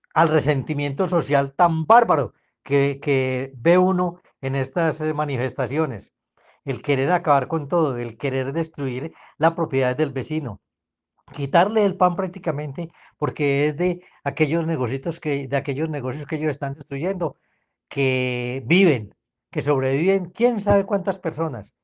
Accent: Colombia; como buenos colombianos

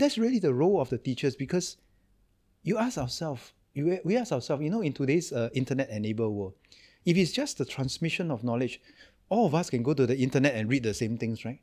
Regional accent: Singapore; I'm from Singapore

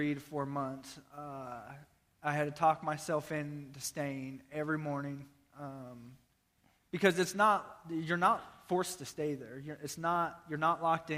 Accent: Nebraska, United States; I'm from Nebraska, Iowa

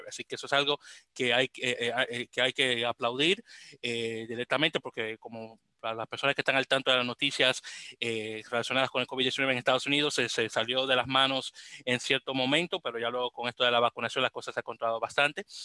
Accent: Dominican Republic; now in New York, United States; como buen dominicano que soy

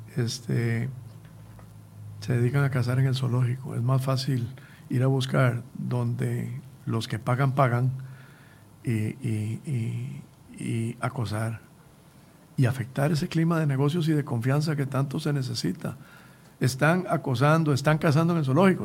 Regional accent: Costa Rica; como costarricenses

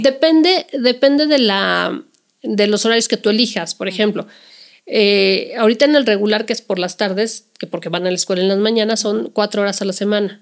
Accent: Mexico; como mexicanos

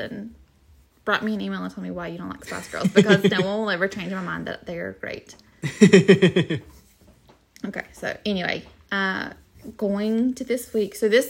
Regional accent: the South, United States; Yes, I'm from the South. I had a pawpaw.

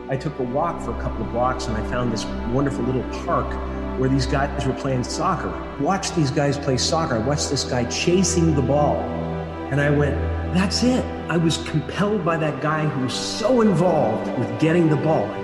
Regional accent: Canada; You know, I'm a Canadian American, and I'm this, and I'm that, and I'm a Catholic, and I'm

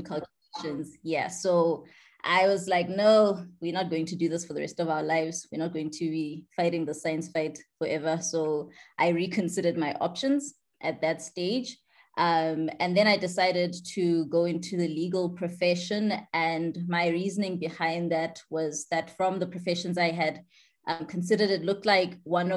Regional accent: Johannesburg, Gauteng, South Africa; a Johannesburg born and bred girl. I grew up in Joburg

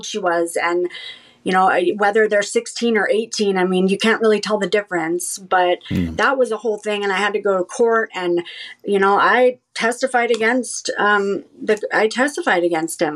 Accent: Southern California, United States; growing up in Southern California, which is where I'm from

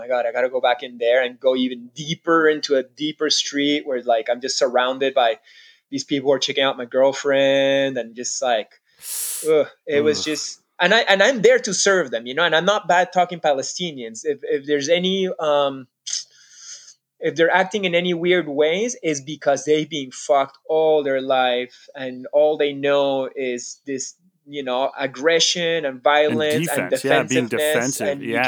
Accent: Canada; We're like, no, no, we're not Israeli. We're like, you know, just I'm Canadian.

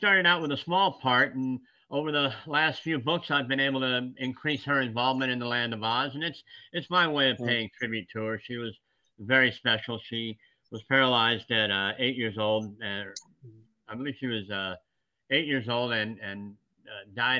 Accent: West Virginia, United States; born there; I was born in West Virginia, as my father was, and most of my family.

